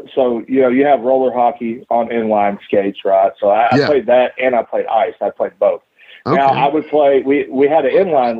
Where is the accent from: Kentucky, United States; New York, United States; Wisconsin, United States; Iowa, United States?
Kentucky, United States; Bowling Green; I was born here in Bowling Green, Kentucky. Lived here my entire life. As far as high school, I graduated from Bowling Green High School